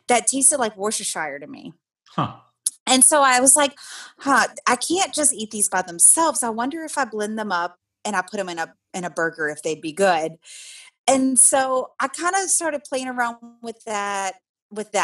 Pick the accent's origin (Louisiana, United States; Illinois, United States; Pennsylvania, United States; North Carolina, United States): Louisiana, United States; moved away; I grew up in Louisiana, and man, do we love food in Louisiana